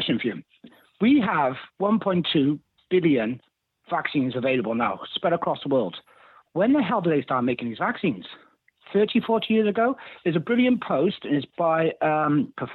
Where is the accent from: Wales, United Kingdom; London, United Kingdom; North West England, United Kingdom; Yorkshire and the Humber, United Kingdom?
Wales, United Kingdom; I'm from Wales.